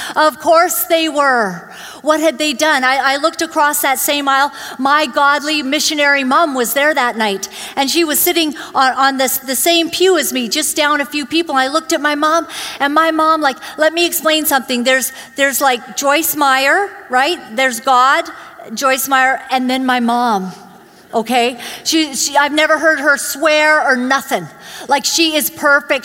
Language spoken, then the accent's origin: English; Vancouver, British Columbia, Canada; also born or lived in Uganda; when we came to, to Canada, I grew up in Glad Tidings Church, you know, just down the way